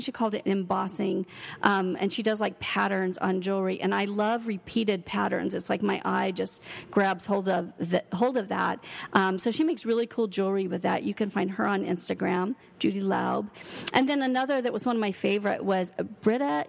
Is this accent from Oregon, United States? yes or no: yes; Brookings, Oregon, United States; moved away as an adult; also born or lived in Seattle, Washington; now in Ashland, United States; I actually was born and raised a small town girl. I grew up in Brookings, and then I lived my adult life in Seattle.